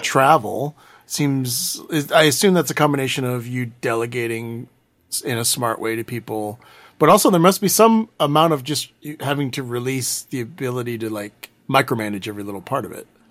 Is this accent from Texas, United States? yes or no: yes; Houston, Texas, United States; I'm from Houston